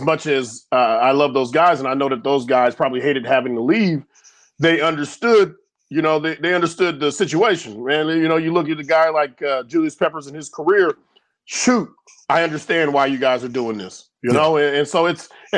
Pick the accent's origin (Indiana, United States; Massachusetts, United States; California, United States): California, United States; Sacramento; now in Chicago, United States; growing up in Sacramento